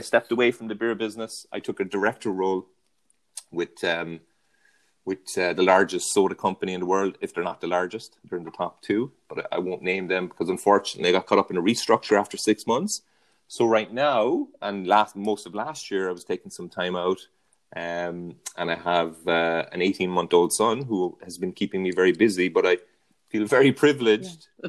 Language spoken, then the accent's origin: English; County Cork, Munster, Ireland; moved away as an adult; now in San Diego, United States; I'm from Ireland, um, born and raised in County Cork, which is in the south of Ireland, and uh, made the move over to San Diego, where I live now, eight years ago.